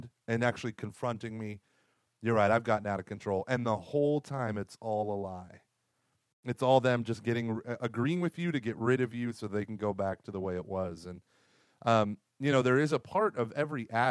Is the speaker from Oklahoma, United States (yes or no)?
yes; Oklahoma, United States; I grew up in Oklahoma